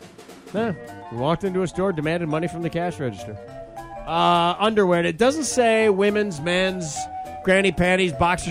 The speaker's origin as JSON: {"language": "English", "region": "Midwest", "country": "United States", "said": "I'm from the Midwest."}